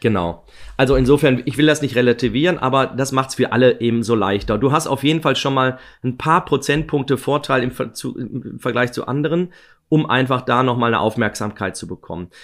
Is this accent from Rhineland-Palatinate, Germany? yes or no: no; Ruhr area, North Rhine-Westphalia, Germany; ich bin aus dem Ruhrgebiet